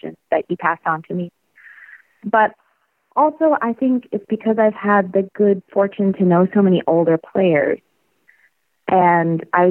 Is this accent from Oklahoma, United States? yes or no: yes; Oklahoma, United States; I'm from Oklahoma